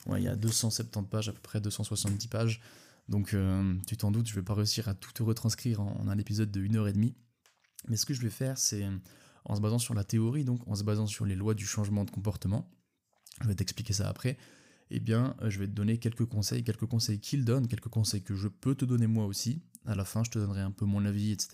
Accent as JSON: {"language": "French", "country": "Switzerland", "said": "je suis suisse"}